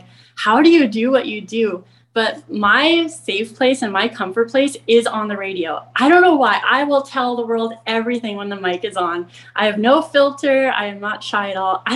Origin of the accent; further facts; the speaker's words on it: Maple Ridge, British Columbia, Canada; I'm from Maple Ridge